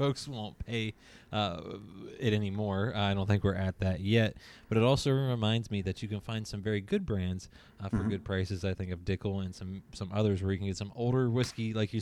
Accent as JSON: {"language": "English", "area": "near Pittsburgh", "region": "Pennsylvania", "country": "United States", "tie": "born or raised there", "said": "I grew up near Pittsburgh"}